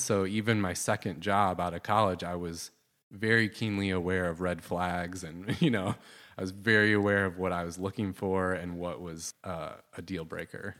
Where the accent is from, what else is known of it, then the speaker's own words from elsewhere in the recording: Southwest Michigan, United States; I grew up in Southwest Michigan, and, uh, kinda had a pretty typical, like, suburban family life growing up